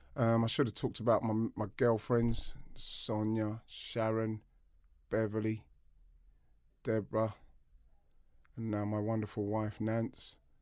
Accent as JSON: {"language": "English", "region": "London", "country": "United Kingdom", "tie": "born or raised there", "said": "We grew up in Brockley, Southeast London"}